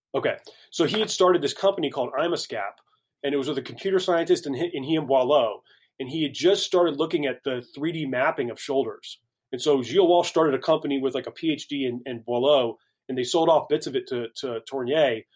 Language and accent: English; Carmel, Indiana, United States; moved away as an adult; also born or lived in Greenville, South Carolina / Pittsburgh / Lyon, France; now in Dallas, United States; I grew up in Indianapolis, small suburb north of the city, Carmel, Indiana.